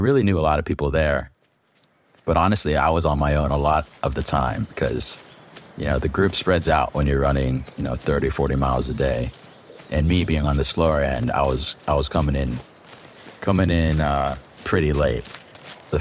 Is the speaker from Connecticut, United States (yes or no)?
no; Virginia, United States; moved away as an adult; also born or lived in Vietnam; now in Los Angeles, United States; I was born in Vietnam, came to America when I was 1 year old and lived on the East Coast, Virginia, for about 18 years